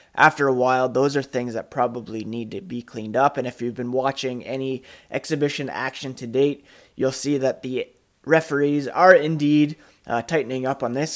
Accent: Canada; also born or lived in Guelph, Ontario; being Canadian

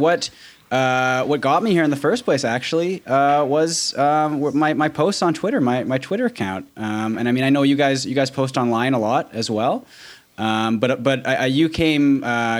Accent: Canada; now in Los Angeles, United States; I'm Canadian, you know? And there's a lot of comedy to be mined from being from Canada

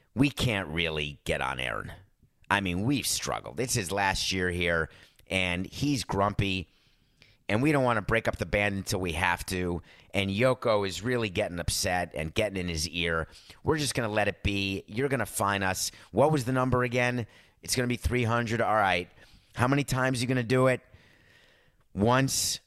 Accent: New York, United States; I'm a New Yorker.

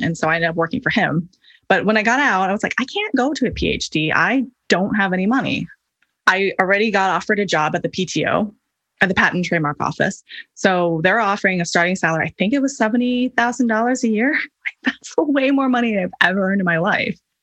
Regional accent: Hawaii, United States; I grew up in Hawaii, which is a notoriously high cost of living area

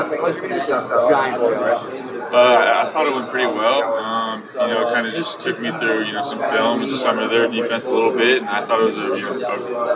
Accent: Oregon, United States; I was from Oregon growing up.

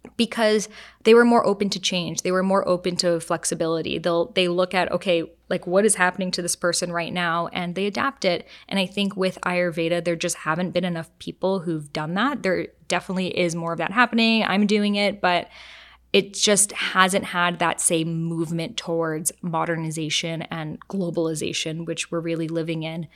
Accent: Boston, Massachusetts, United States; I grew up in Boston.

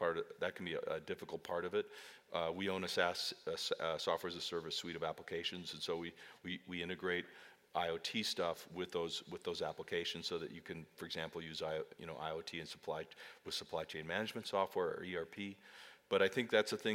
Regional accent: Great Plains, United States; I grew up on the Great Plains

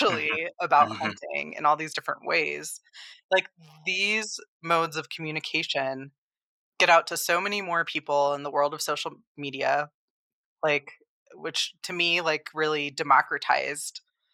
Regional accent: Colorado, United States; I grew up in Colorado. I was surrounded by public land

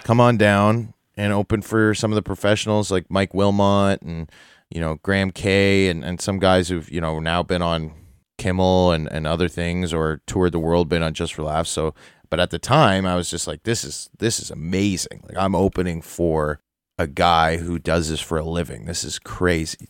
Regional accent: Toronto, Ontario, Canada; I grew up downtown Toronto. I grew up in the Annex, Bloor and Bathurst

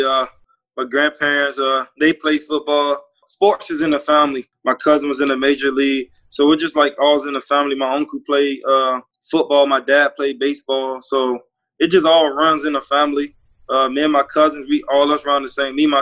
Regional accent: Opa-locka, Florida, United States; I grew up in Opa-locka

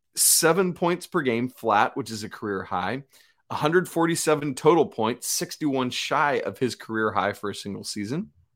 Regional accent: Atlanta, Georgia, United States; growing up in Atlanta

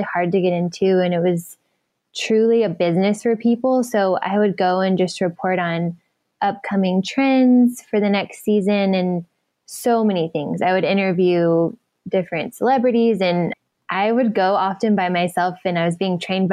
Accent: Dallas, Texas, United States; now in California, United States; I was born actually here in California, and then I was raised in Dallas

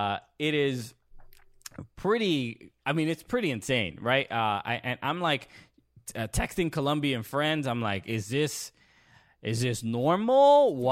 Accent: New York, United States; Everyone from New York, and I'm from New York

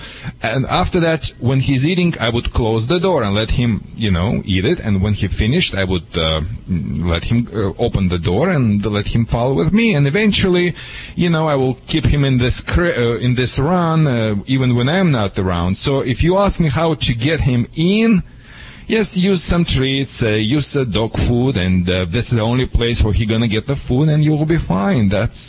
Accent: Germany; now in United States; because I'm from Europe, and in Germany, and a lot of European countries, the dogs, especially German Shepherds, it's okay to be outside.

